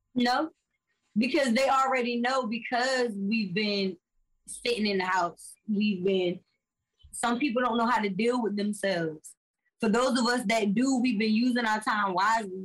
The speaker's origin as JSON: {"language": "English", "town": "Virginia Beach", "region": "Virginia", "country": "United States", "tie": "born or raised there", "said": "I'm from Virginia Beach. Yeah. And I literally grew up on the ocean front"}